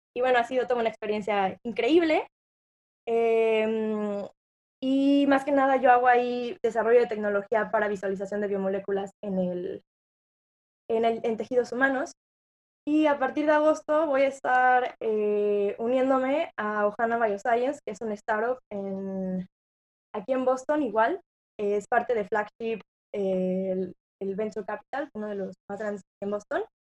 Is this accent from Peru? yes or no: no; San Luis Potosí, Mexico; moved away as an adult; also born or lived in Querétaro / Monterrey; yo soy originaria de San Luis Potosí.